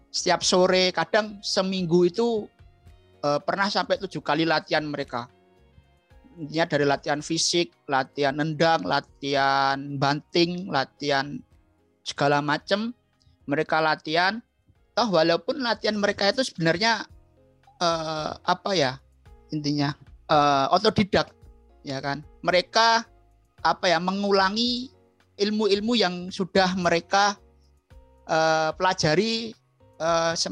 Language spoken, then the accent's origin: Indonesian; Bantul, Special Region of Yogyakarta, Indonesia; born there; Lahir di Bantul ya